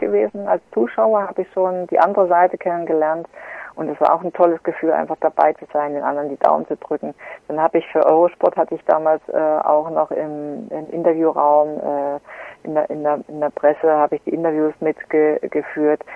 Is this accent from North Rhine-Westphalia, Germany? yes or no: no; Gera, Thuringia, Germany; die Grundschulsportfeste in meiner Heimatstadt